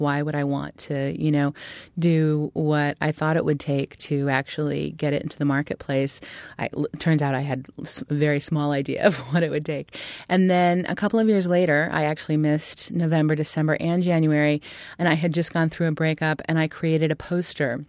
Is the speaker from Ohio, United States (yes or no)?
no; Berkeley, California, United States; moved away as an adult; also born or lived in Michigan / New York City; I grew up in Berkeley, California, which was an interesting place to grow up.